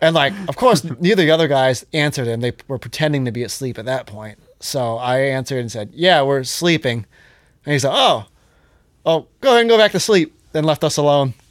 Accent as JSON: {"language": "English", "town": "Johnstown", "region": "Pennsylvania", "country": "United States", "said": "I'm from Johnstown"}